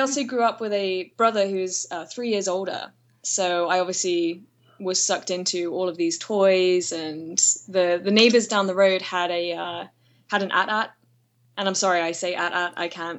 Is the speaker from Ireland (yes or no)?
no; United Kingdom; moved away as an adult; now in Atlanta, United States; I am British, but I live in Atlanta.